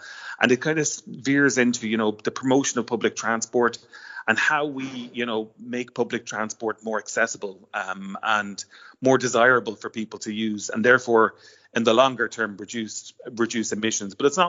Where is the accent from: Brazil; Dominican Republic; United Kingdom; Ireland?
Ireland; Waterford, Munster; now in Dublin, Ireland; I grew up in Waterford, and my grandparents would have lived in Dublin